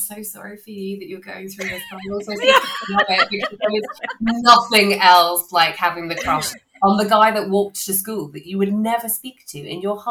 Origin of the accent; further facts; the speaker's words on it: London, United Kingdom; moved away as an adult; I grew up in South London. I'm a South London girl